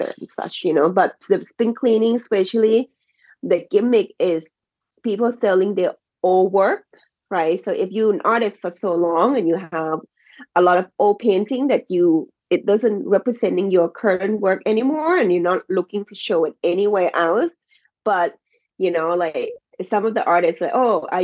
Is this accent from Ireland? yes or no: no; Thailand; English is a second language; moved away as an adult; now in Baltimore, United States; since I was born and raised in Thai, you know, so I'm supporting where I'm from and the language I speak and the culture that I grew up, you know, so I always tell people that I'm Thai